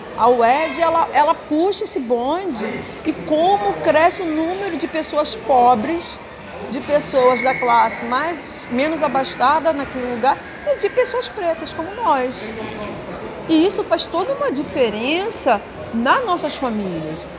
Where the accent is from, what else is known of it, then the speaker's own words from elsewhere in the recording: Rio de Janeiro, Brazil; nasci, sou carioca